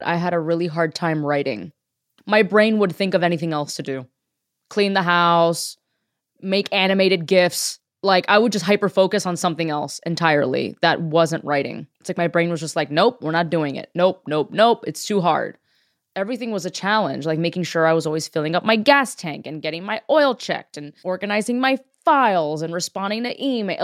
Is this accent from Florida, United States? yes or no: yes; Miami, Florida, United States; moved away as an adult; now in Los Angeles, United States; I am a Cuban American comedian from Miami